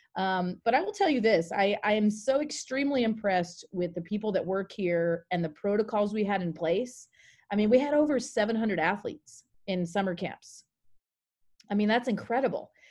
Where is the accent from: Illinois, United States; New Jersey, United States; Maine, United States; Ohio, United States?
Maine, United States; moved away as an adult; also born or lived in Carlsbad, California; I'm originally from Maine. That's where I grew up